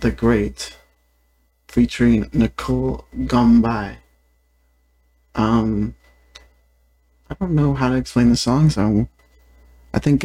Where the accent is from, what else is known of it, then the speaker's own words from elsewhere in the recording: Vallejo, California, United States; my hometown of Vallejo, California.